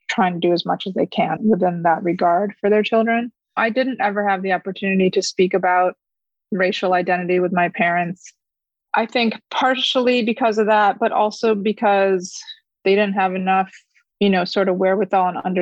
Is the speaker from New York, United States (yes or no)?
yes; Fairport, New York, United States; first language Korean; English is a second language; also born or lived in Korea; I grew up in a suburb of Rochester, New York, which is upstate, in a town called Fairport.